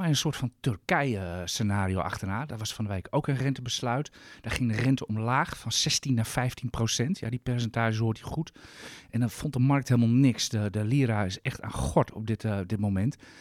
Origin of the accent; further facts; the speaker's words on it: Netherlands; Als Nederlander